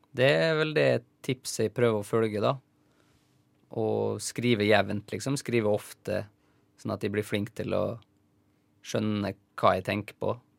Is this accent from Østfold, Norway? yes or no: no; Isfjorden, Møre og Romsdal, Norway; Det er oppkalt etter ei elv i Isfjorden, der jeg kommer fra. Isfjorden i Rauma